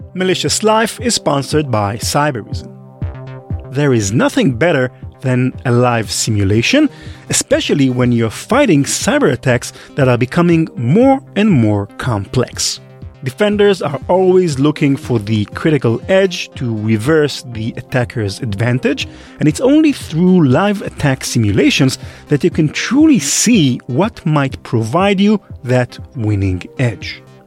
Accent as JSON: {"language": "English", "country": "Israel", "tie": "born or raised there", "said": "I grew up in Israel"}